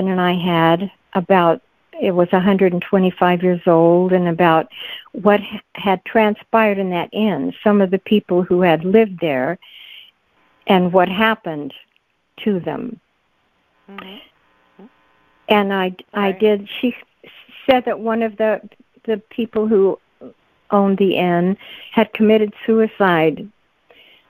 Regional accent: Midwest, United States; moved away; where I grew up in the Midwest

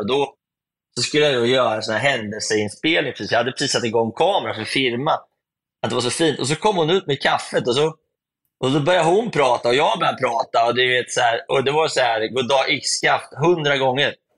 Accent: Sweden; hemma i Sverige

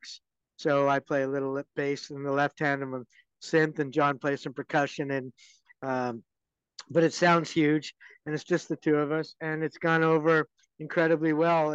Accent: Vancouver, British Columbia, Canada; also born or lived in Boston, Massachusetts; I'm from Canada, obviously. obviously I'm not from the UK. I'm from Vancouver

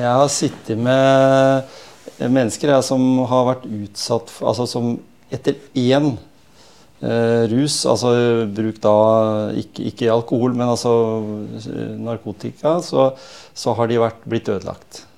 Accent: Norway

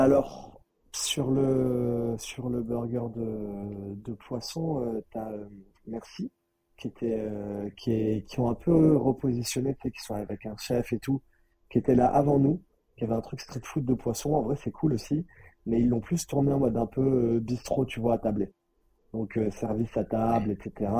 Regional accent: Nice, Provence-Alpes-Côte d'Azur, France; also born or lived in Paris; chez moi à Nice

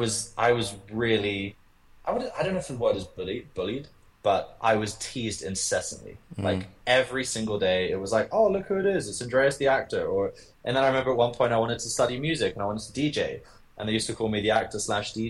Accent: London, United Kingdom; I was born in London. I was raised in London.

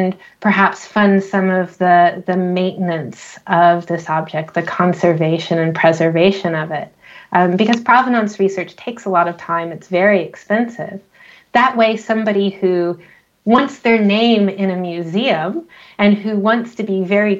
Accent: United States; also born or lived in Scotland; I'm American

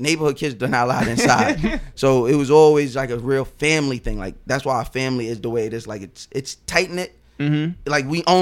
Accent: North Babylon, New York, United States; Growing up, my address was always North Babylon.

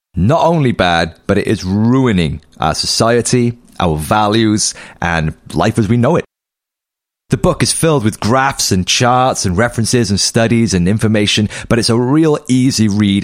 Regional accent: United Kingdom; as a British citizen

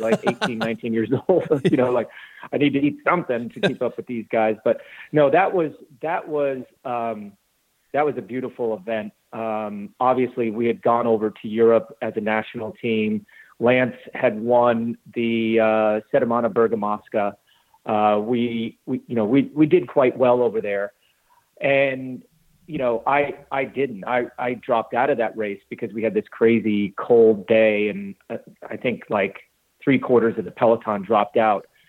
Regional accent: Glenwood Springs, Colorado, United States; moved away as an adult; also born or lived in South Carolina; now in Greenville, United States; I grew up in Glenwood Springs, Colorado

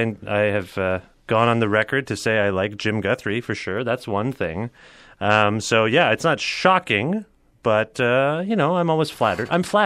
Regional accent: Cambridge, Ontario, Canada; We were born and raised in Cambridge, Ontario, which is about a half hour outside of Guelph.

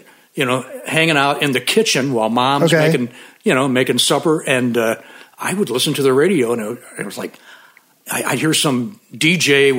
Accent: St. Louis, Missouri, United States; Love my hometown. I've been a lifelong St. Louis Cardinal fan. And yeah, I'm a Midwest guy, just like you.

